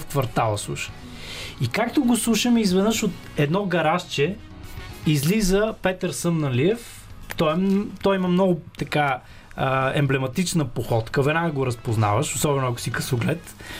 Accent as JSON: {"language": "Bulgarian", "town": "Sofia", "region": "Sofia City", "country": "Bulgaria", "tie": "born or raised there", "said": "аз съм израснал в Павлово, тук в София, в Южния квартал"}